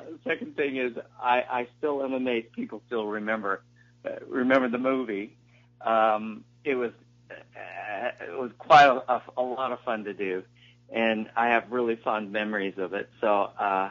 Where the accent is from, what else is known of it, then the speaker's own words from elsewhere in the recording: Utah, United States; I was from Utah